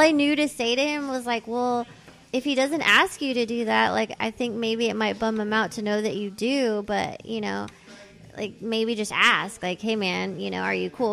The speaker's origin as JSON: {"language": "English", "town": "Thousand Oaks", "region": "California", "country": "United States", "tie": "born or raised there", "also_born_or_lived": "San Fernando Valley, Los Angeles", "accent": "the Valley", "said": "I grew up mostly in Thousand Oaks, which is sort of not like the Valley Valley, but it's like a little further north in Ventura County"}